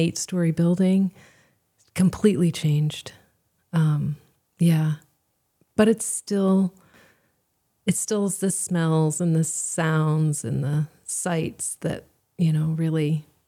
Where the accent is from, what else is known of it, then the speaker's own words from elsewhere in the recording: Seoul, South Korea; and I grew up in Seoul. We moved there when I was two, and so I grew up, you know, speaking the language, surrounded by Korean culture, and it's really culturally my home.